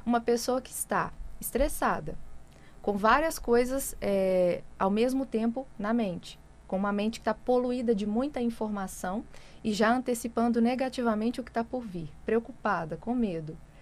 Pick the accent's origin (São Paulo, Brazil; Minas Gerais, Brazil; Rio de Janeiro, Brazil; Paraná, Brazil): Minas Gerais, Brazil; interior of; E eu sou lá do interior de Minas